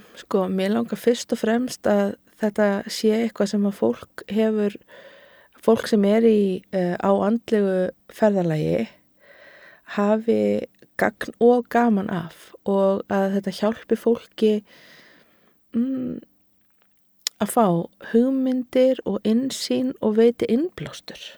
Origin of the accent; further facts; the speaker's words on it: Garðabær, Capital Region, Iceland; ég elst upp í Garðabænum